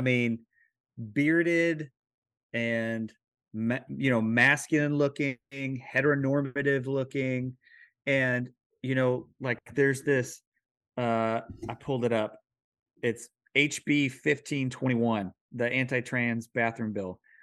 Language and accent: English; Missouri, United States; moved away; I'm from Missouri